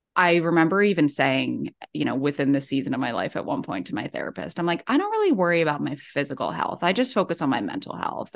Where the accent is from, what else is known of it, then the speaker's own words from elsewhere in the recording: Ocean City, New Jersey, United States; moved away as an adult; also born or lived in New York City; now in San Diego, United States; I'm from Ocean City, New Jersey